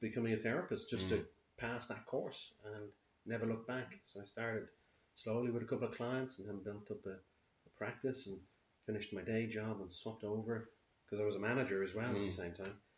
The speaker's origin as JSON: {"language": "English", "town": "Dublin", "region": "Leinster", "country": "Ireland", "tie": "born or raised there", "said": "I'm born here in Dublin"}